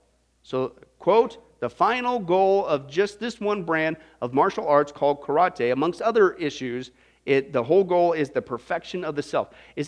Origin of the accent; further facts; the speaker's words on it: Midwest, United States; Maybe it was growing up in the Midwest.